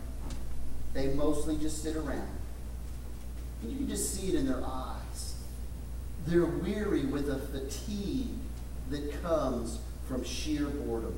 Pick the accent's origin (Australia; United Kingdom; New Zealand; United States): United States; West Texas; Little town I grew up in West Texas